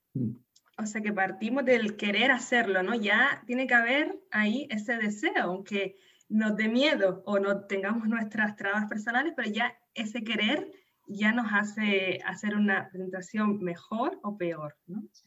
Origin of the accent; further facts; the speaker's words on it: Canary Islands, Spain; nacida en Canarias